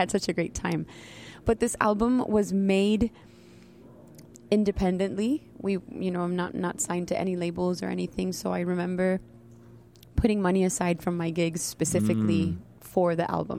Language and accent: English; Colombia; first language Spanish; English is a second language; now in Miami, United States; I was born in Colombia, and I have French background in my family. We all went to an all-French school.